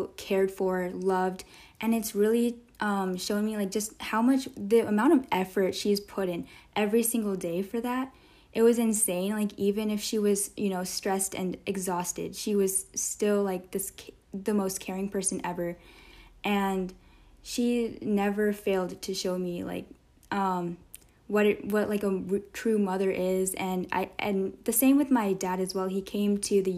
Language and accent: English; Texas, United States; growing up just in the U.S., I guess, or really not even just in the U.S., I guess just in Texas.